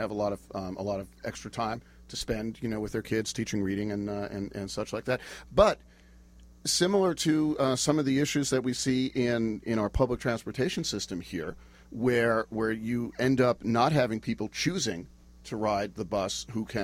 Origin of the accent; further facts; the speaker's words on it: Florida, United States; now in Durham, United States; I grew up in Florida